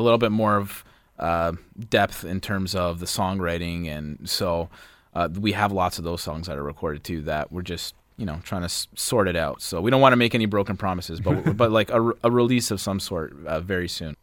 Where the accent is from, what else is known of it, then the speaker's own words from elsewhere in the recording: Vaughan, Ontario, Canada; we're from Vaughan Woodbridge area. We grew up around there